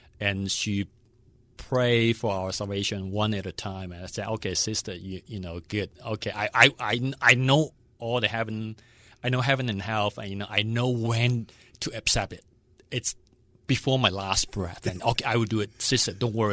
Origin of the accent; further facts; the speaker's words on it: Hong Kong; also born or lived in Western Pennsylvania; now in Pittsburgh, United States; I was born in Hong Kong. Long time ago